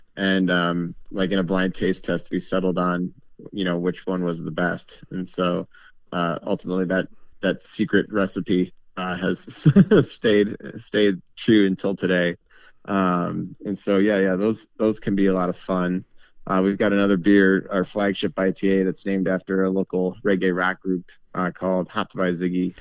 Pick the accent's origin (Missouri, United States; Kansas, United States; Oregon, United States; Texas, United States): Missouri, United States; St. Louis; now in Milwaukee, United States; I'm not from Milwaukee originally. I'm actually from Saint Louis, Missouri.